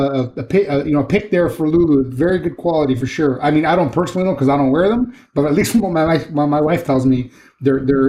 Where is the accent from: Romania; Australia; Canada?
Canada; I'm Canadian.